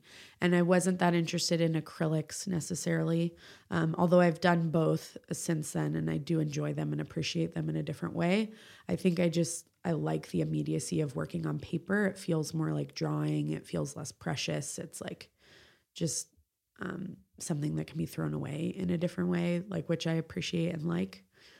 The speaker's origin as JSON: {"language": "English", "region": "California", "country": "United States", "tie": "born or raised there", "said": "I grew up in the East Bay. So, it felt like this place that I had always wanted to go to and like live in."}